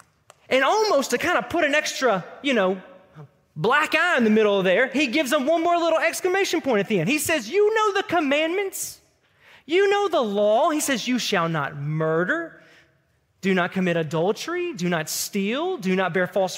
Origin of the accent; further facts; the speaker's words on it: Tipton County, Tennessee, United States; that's a real country term from my hometown in Tipton County that just means without any hindrance or any hesitation. Growing up in Tipton County